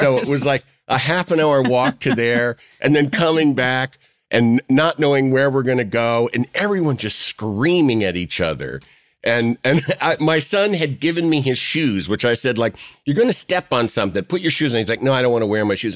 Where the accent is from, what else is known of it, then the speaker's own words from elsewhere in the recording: Yorkville, Illinois, United States; coming from Yorkville, Illinois, which is just suburban, you know, kinda rural slash suburban America, flat bean fields